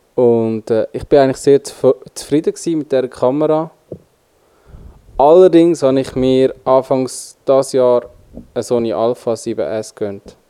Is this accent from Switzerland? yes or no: yes; Switzerland; accent: Swiss German; bei uns in der Schweiz